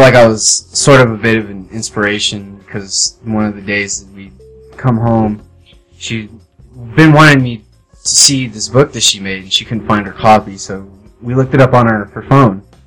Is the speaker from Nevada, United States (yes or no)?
yes; Las Vegas, Nevada, United States; moved away as an adult; I've ever really been outside of Las Vegas